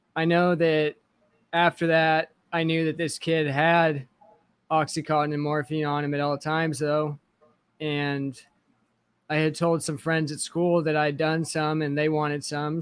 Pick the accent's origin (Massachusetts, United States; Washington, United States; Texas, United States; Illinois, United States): Washington, United States; Kennewick; also born or lived in Connell, Washington; I grew up in Washington State